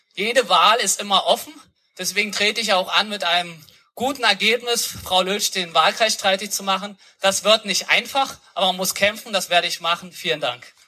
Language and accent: German; Berlin, Germany; Ich bin 1984 geboren, in Hohenschönhausen zur Schule gegangen